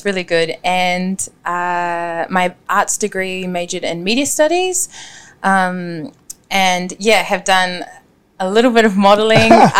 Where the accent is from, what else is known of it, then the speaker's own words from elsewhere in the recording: Auckland, New Zealand; I am born and raised in West Auckland.